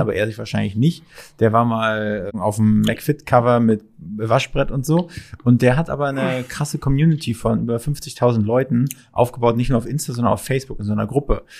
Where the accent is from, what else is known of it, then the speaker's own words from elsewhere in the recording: Mecklenburg-Vorpommern, Germany; now in Berlin, Germany; Ich komme ursprünglich nicht aus Berlin, sondern aus MacPom